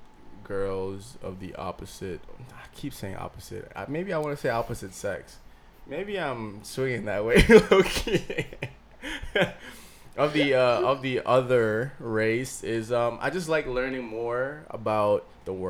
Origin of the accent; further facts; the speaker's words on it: Montgomery County, Maryland, United States; growing up in Maryland, I mean, I live in a city or a town where it's the second most diverse place in America.